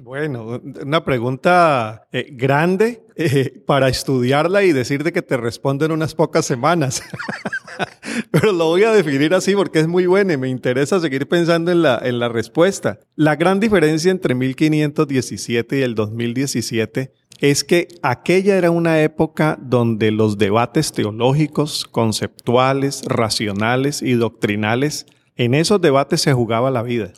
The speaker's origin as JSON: {"language": "Spanish", "town": "Cali", "region": "Valle del Cauca", "country": "Colombia", "tie": "born or raised there", "said": "estamos precisamente en Cali, ciudad donde yo nací y fui monaguillo en dos iglesias"}